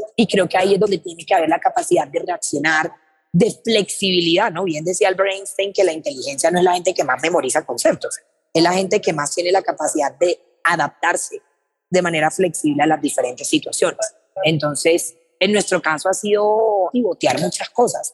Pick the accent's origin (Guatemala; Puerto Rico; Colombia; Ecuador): Colombia; yo tengo 24 años, vengo de Colombia